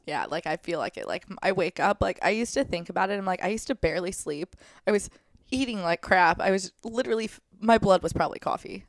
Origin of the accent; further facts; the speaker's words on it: St. Louis, Missouri, United States; I'm from Saint Louis